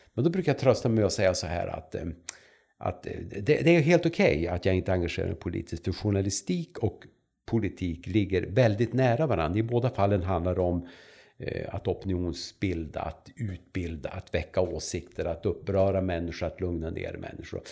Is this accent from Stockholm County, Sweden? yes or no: no; Vännäsby, Västerbotten County, Sweden; also born or lived in Umeå; jag kommer från Vännäsby, som är en liten ort som ligger två och en halv, två och en halv mil väster om Umeå. Där är jag född och där har jag levt